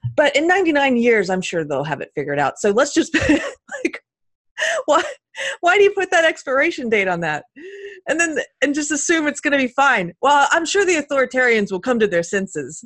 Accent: United States; I was born in this country

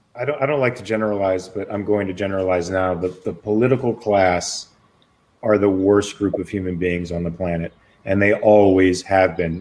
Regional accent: Los Angeles, California, United States; also born or lived in Pasadena, California; born in Pasadena, raised in Van Nuys

